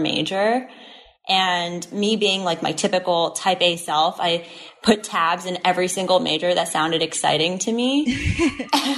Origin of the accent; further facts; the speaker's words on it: New Jersey, United States; moved away as an adult; now in New York City, United States; I'm originally from New Jersey, so tri-state area